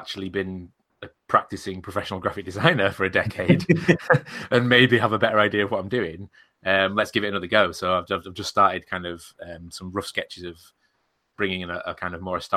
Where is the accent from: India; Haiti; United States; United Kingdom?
United Kingdom; Coniston, North West England; the area around Coniston in Cumbria, where I'm from